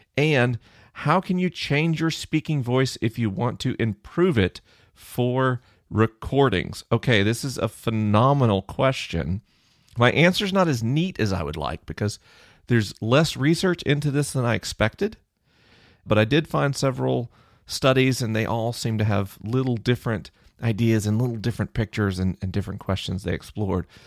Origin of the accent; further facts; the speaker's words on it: United States; I'm an American